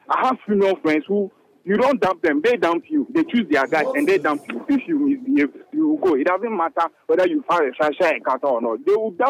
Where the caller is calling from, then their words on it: Atomic, Greater Accra, Ghana; I'm currently at Atomic.